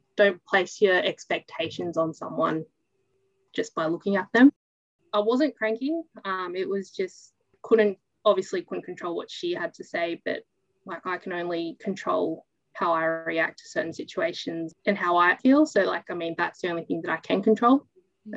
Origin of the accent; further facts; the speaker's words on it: New South Wales, Australia; born in a small town, grew up in a small town, and haven't really left